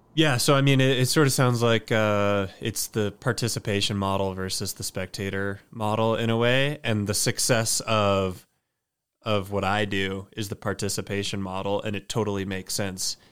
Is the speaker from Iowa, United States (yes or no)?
no; Austin, Texas, United States; stoked for my hometown